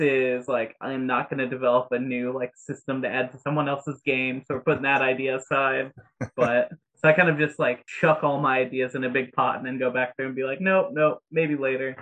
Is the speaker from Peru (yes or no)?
no; Indiana, United States; I'm from Indiana